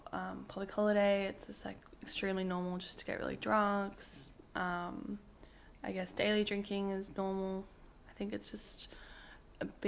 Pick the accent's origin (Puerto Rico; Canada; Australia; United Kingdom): Australia; Hunter Valley, New South Wales; now in Melbourne, Australia; I'm from the Hunter Valley originally